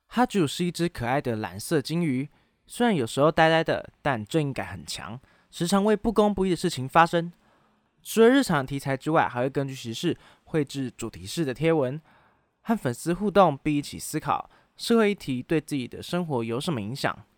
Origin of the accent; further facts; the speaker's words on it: Taiwan; 中华民国四个字对我们台湾人有什么样特别的意义